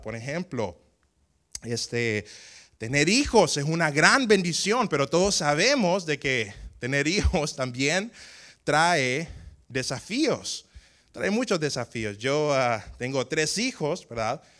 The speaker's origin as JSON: {"language": "Spanish", "town": "Tegucigalpa", "region": "Francisco Morazán", "country": "Honduras", "tie": "born or raised there", "said": "yo nací en Tegucigalpa, Tegucigalpa en Honduras"}